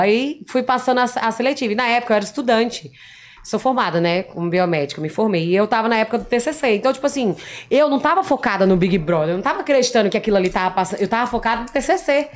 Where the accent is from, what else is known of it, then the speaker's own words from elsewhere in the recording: Rondônia, Brazil; moved away as an adult; also born or lived in São Paulo; Eu ganhei 11 títulos de beleza em Rondônia